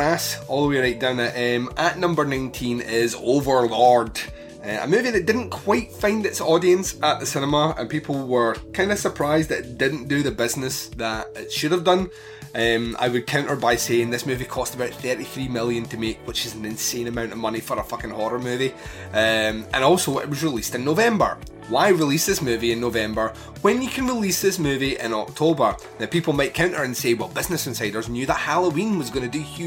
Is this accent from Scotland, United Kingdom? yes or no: yes; Scotland, United Kingdom; my home country